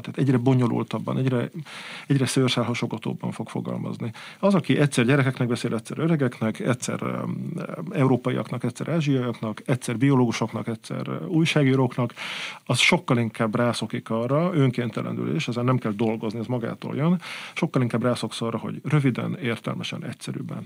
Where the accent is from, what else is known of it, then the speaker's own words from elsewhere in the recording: Budapest, Hungary; also born or lived in Balaton Uplands; én mégiscsak pesti gyerek vagyok